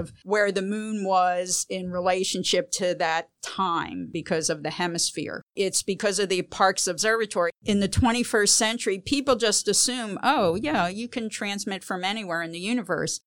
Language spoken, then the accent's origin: English; Philadelphia, Pennsylvania, United States; I grew up in Philadelphia